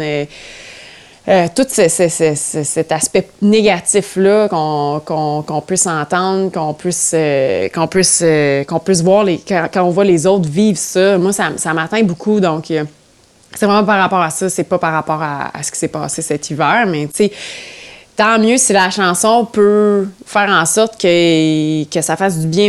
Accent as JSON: {"language": "French", "region": "Ontario", "country": "Canada", "said": "je, dis haut et fort que je suis franco-ontarienne partout"}